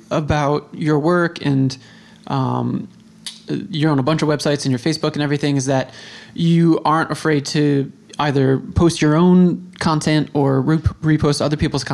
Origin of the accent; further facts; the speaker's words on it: United States; growing up as a young person in the United States